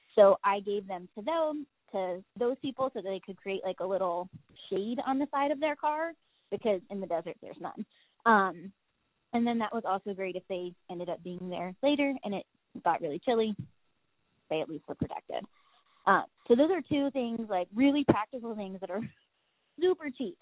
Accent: Ohio, United States; because I come from Ohio, I also deal with cold

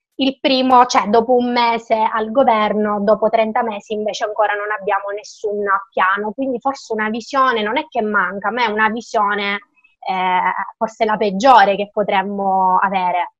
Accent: Lentini, Sicily, Italy; sono di Lentini

